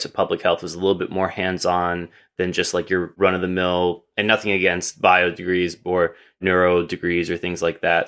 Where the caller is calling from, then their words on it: Jersey City, New Jersey, United States; I'm calling from Jersey City, or as I like to call it, the right side of the Hudson River